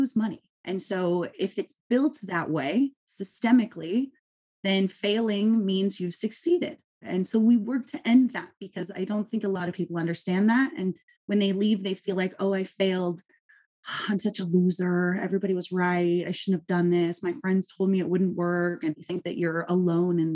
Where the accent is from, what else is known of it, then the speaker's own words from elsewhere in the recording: Southern California, United States; I am a mom from Southern California